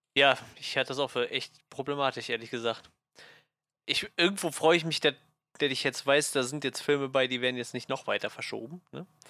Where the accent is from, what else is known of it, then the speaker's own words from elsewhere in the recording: Germany; bei uns in Deutschland